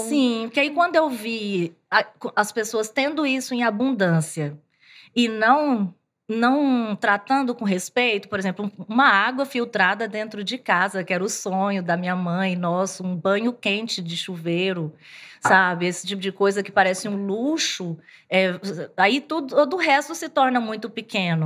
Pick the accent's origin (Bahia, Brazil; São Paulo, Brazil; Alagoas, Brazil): Bahia, Brazil; sertão of; also born or lived in Rio Verde, Goiás; now in Goiânia, Brazil; eu venho do sertão da Bahia, morei um tempo em Rio Verde, aqui no interior de Goiás